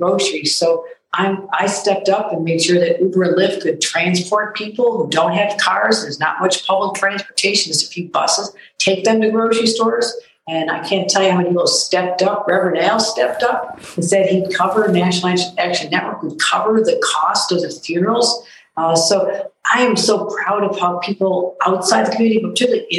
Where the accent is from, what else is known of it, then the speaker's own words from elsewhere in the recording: Buffalo, New York, United States; This is my hometown